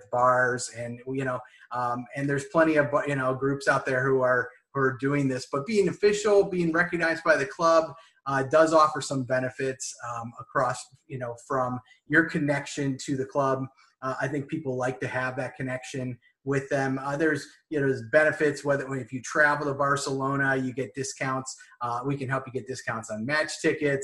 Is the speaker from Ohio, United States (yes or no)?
yes; Cleveland, Ohio, United States; I'm born here in the United States. I'm from Cleveland, Ohio